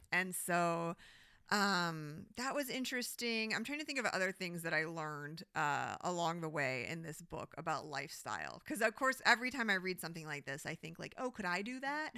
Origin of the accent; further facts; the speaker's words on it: Midwest, United States; now in Phoenix, United States; I grew up in the Midwest